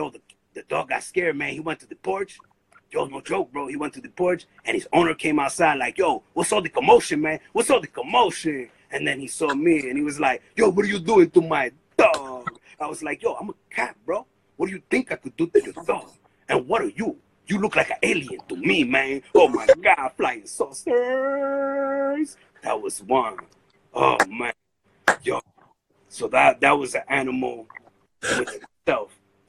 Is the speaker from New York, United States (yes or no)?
yes; Brooklyn, New York, United States; born there; A lot of people have a misconception that I came from Dominican Republic. But the truth is, man, I was born right here in Brooklyn.